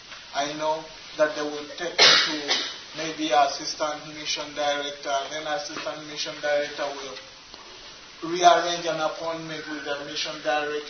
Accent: Uganda; I'm from Uganda. I work with an organization called the Agape Community Center Program. That's for me in Uganda.

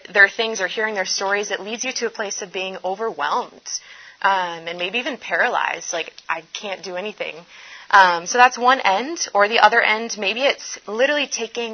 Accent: Indonesia; moved away; I was actually born and raised in Indonesia, the largest Muslim country in the world

